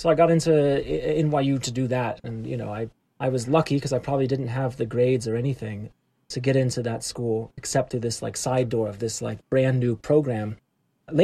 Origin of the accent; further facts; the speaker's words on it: Atlanta, Georgia, United States; moved away as an adult; also born or lived in New York; I'm from Atlanta. I grew up in Atlanta, in the city.